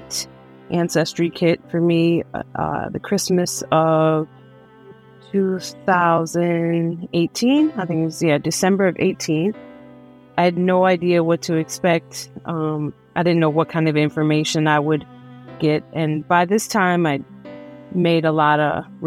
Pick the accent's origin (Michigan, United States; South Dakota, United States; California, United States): Michigan, United States; Detroit; I was born and raised in Detroit, Michigan